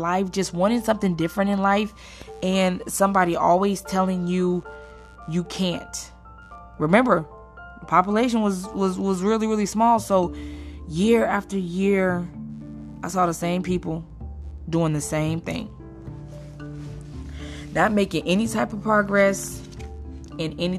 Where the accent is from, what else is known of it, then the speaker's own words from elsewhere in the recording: Chicago, Illinois, United States; moved away; I was born and raised in Chicago, Illinois, and then I moved to this really, really small town